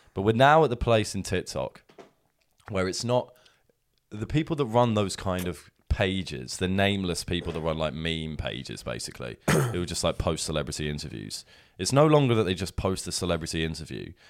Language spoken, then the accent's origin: English; Sussex, South East England, United Kingdom; moved away; we're from Sussex